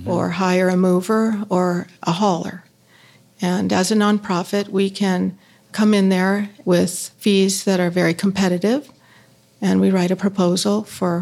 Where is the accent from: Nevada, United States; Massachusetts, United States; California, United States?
California, United States; Los Angeles; I started in Los Angeles because I'm from Los Angeles and my career was, you know, based there.